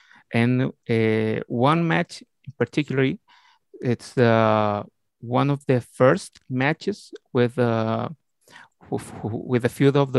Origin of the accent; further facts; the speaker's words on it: Talagante, Santiago Metropolitan Region, Chile; English is a second language; I'm from Talagante, Chile. It's a little town all over Santiago de Chile. I have 34 years old.